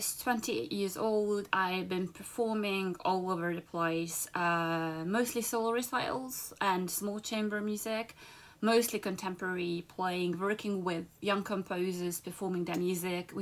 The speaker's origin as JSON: {"language": "English", "region": "Budapest", "country": "Hungary", "tie": "born or raised there", "also_born_or_lived": "London", "moved": "as an adult", "said": "Budapest in Hungary. That's my hometown"}